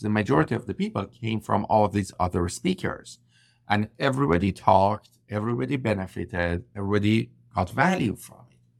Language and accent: English; Iran; English is a second language; moved away as an adult; also born or lived in Vancouver, Canada; I landed in Vancouver, BC from Iran, where I'm originally from. I couldn't speak English properly